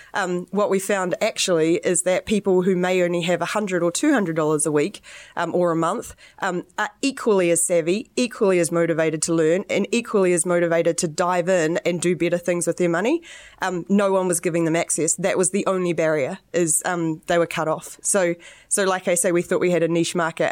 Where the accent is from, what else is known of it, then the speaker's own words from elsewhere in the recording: New Zealand; I'm the New Zealander.